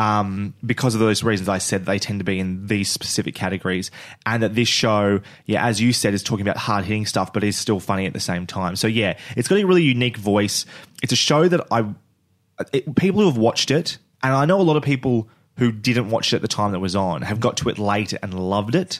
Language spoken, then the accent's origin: English; Australia; we're Australian